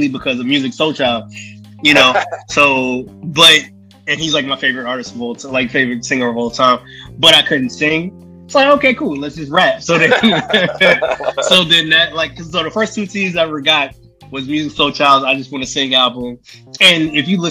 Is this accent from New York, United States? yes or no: yes; New York City, New York, United States; Brooklyn, New York